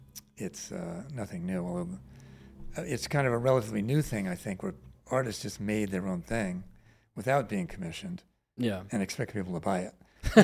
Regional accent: Virginia, United States; Well, I grew up in Northern Virginia, which was a liberal community, but there was no art scene to speak of.

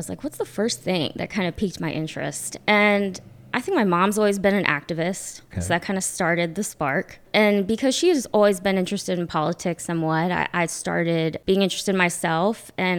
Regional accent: the South, United States; now in North Carolina, United States; I married my husband in DC, and then we both came to North Carolina because we're both from the South.

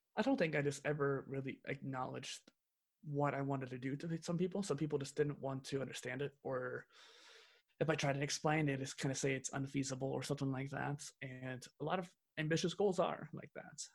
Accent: central Missouri, United States; I'm from the Midwest of the Midwest, so basically central Missouri

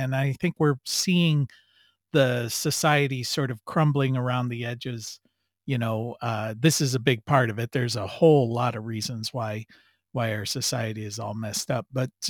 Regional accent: United States; also born or lived in Europe; as American

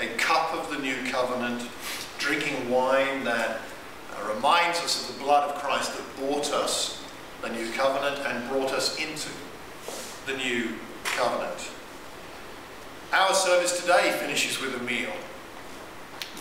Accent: United Kingdom; I'm British.

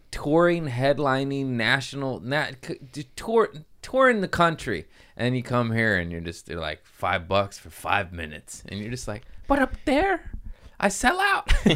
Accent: Torrance, California, United States; also born or lived in Harbor City; I grew up in Torrance. I was born in Harbor City.

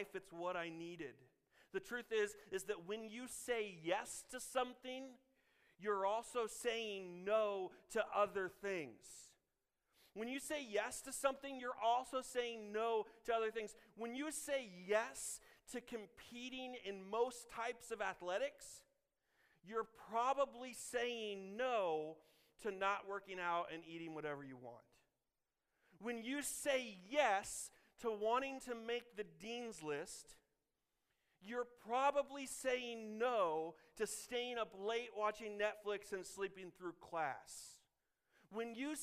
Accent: Illinois, United States; now in Kansas, United States; I'm from Illinois

